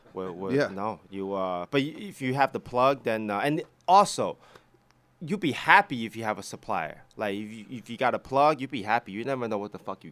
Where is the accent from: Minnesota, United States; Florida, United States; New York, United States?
New York, United States; we're from New York